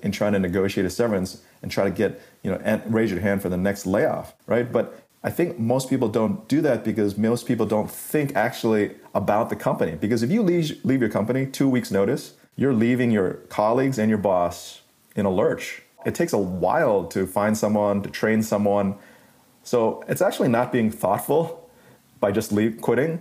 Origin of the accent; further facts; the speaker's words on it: Malaysia; moved away; also born or lived in New York City; growing up in Malaysia as a middle school student